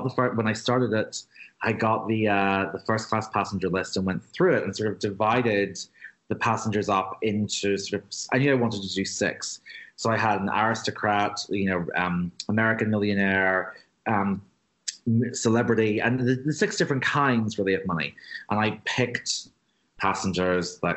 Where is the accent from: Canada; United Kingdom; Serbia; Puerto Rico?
United Kingdom; Belfast, Northern Ireland; I'm from Belfast. I grew up hearing stories of the Titanic being built here